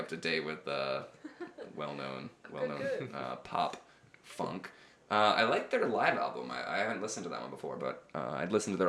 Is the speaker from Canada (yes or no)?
no; Chicago, Illinois, United States; I'm from Chicago